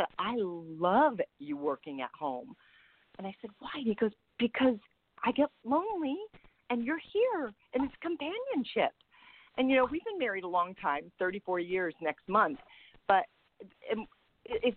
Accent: San Francisco, California, United States; moved away; So I see my hometown

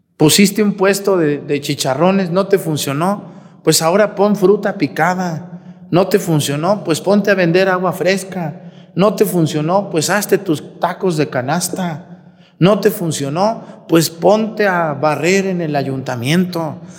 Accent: Mexticacán, Jalisco, Mexico; moved away; mi pueblo, Mextecacán

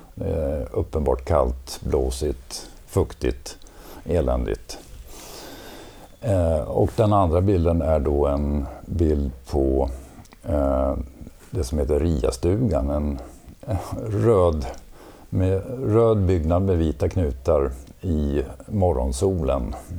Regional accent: Borlänge, Dalarna County, Sweden; also born or lived in Gothenburg; now in Stockholm, Sweden; född och uppvuxen i Borlänge

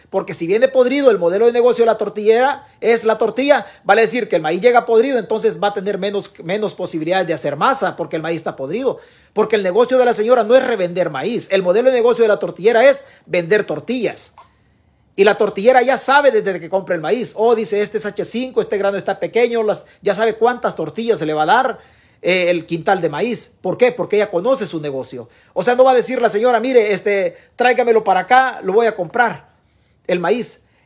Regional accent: El Salvador; somos como salvadoreños

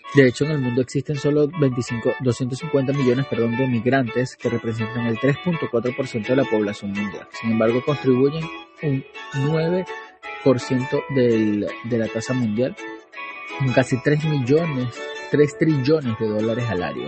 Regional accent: Venezuela; born or raised there; moved away as an adult

